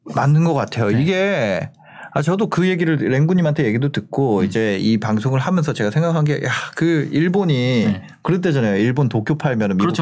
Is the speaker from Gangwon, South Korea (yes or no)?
yes; Gangneung, Gangwon, South Korea; 저는 강릉이거든요.